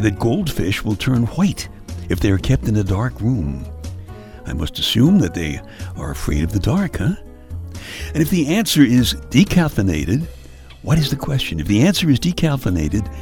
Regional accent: New York City, New York, United States; I grew up in Brooklyn, and my car most of the time was just the subway.

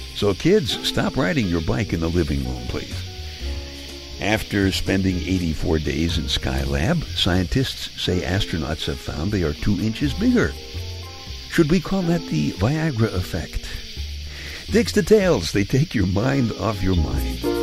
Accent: New York City, New York, United States; moved away; Now, I'm from Brooklyn. I grew up in Brooklyn

